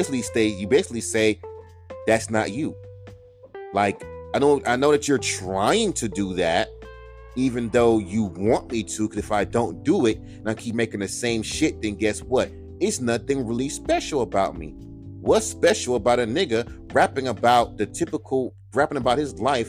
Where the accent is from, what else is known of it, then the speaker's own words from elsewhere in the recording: California, United States; I'm from California.